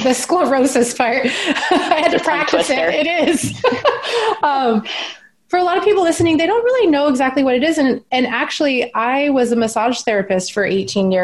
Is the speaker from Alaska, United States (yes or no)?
yes; Alaska, United States; I grew up in Alaska